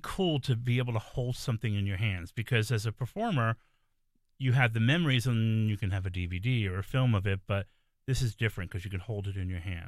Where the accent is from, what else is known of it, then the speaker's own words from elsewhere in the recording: New York City, New York, United States; I'm a native New Yorker, I'm from the Bronx